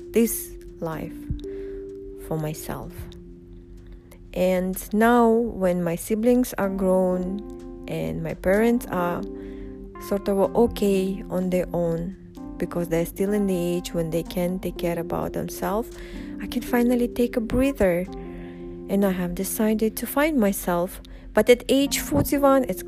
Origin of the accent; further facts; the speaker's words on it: Uzbekistan; first language Russian; English is a second language; moved away as an adult; now in Dubai, United Arab Emirates; I grew up in Uzbekistan. I've been living there up until age 20 before I moved to UAE